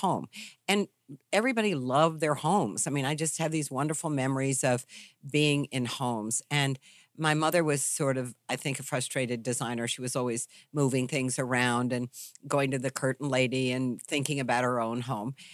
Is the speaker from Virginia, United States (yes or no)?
yes; Charlottesville, Virginia, United States; I grew up in Virginia, in Charlottesville, Virginia